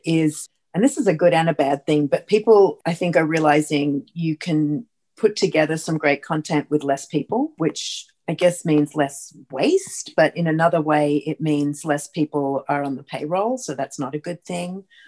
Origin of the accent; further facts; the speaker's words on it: Australia; moved away as an adult; now in United States; as an Australian